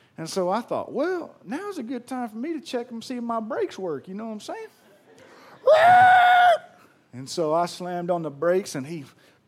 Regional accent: Pearl, Mississippi, United States; I'm from Pearl

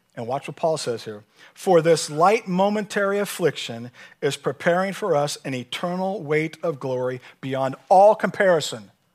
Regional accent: San Diego, California, United States; moved away; also born or lived in Kentucky; I'm from San Diego

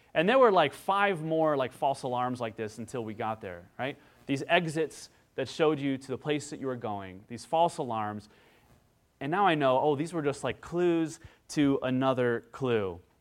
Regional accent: Midwest, United States; growing up in the Midwest

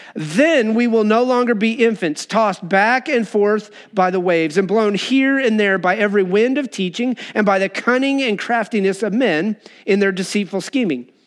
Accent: Wyoming, United States; moved away; growing up in Wyoming

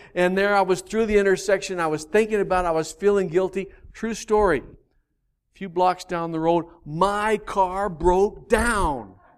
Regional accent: Albuquerque, New Mexico, United States; I grew up in Albuquerque in the valley.

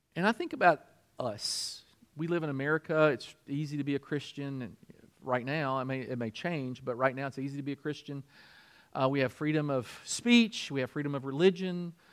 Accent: Kentucky, United States; I'm from Kentucky

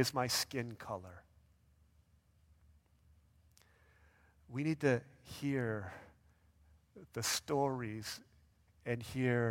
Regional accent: United States; as Asian American people

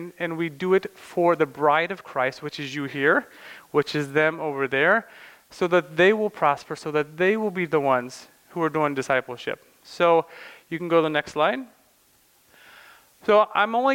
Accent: Morton, United States; moved away as an adult; now in Slovakia; I grew up in Morton, just right next door, and went to Morton High School

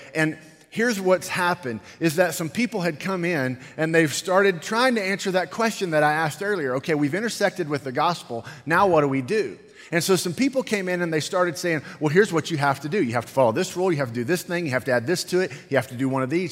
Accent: United States; I'm American

